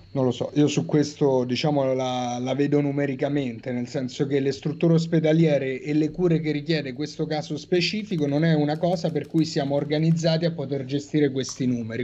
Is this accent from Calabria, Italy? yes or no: no; Rome, Lazio, Italy; da romano